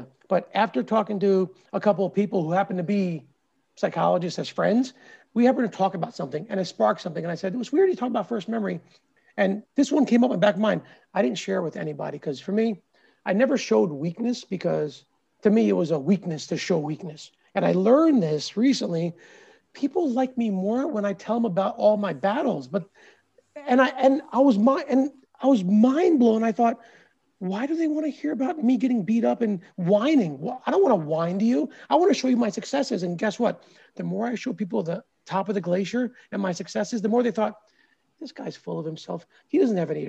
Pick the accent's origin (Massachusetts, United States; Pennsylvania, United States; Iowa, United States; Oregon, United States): Pennsylvania, United States; Philadelphia; also born or lived in India; I was born in India, came here when I was 3 and a half or 4. So it was one of my first memories in the U.S. being raised in the suburbs of Philadelphia